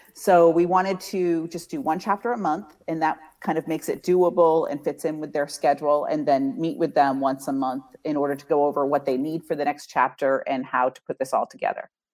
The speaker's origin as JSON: {"language": "English", "region": "Massachusetts", "country": "United States", "tie": "born or raised there", "also_born_or_lived": "Indiana", "moved": "yes", "lives_now": "Tampa Bay area, United States", "said": "I grew up in Massachusetts and lived in Indiana"}